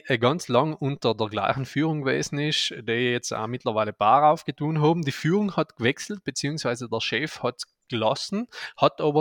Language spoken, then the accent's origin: German; Aldein, Trentino-Alto Adige, Italy; jetzt geht es in meine Heimat, der Geopark Blätterbach in Aldein.